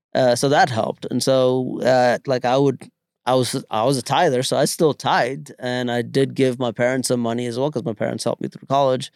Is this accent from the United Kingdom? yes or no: no; India; moved away; growing up in India